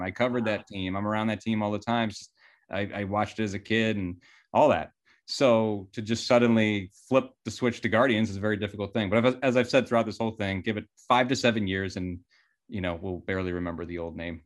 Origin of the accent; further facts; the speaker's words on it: Cleveland, Ohio, United States; I love my hometown and there's a lot of great things about it